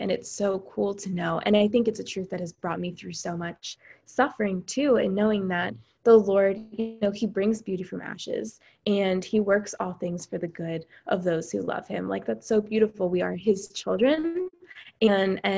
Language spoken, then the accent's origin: English; Pennsylvania, United States; I'm from Pennsylvania.